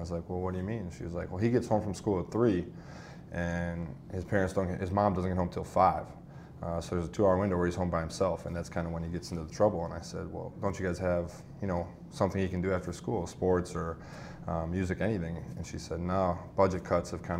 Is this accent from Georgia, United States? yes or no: no; Pewaukee, Wisconsin, United States; moved away; growing up in Pewaukee, Wisconsin